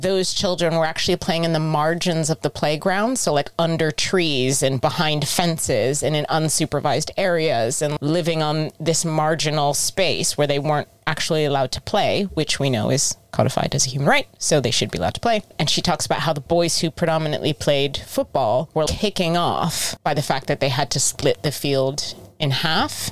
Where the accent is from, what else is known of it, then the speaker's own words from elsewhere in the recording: United States; now in United Kingdom; I'm American, but I live in the UK now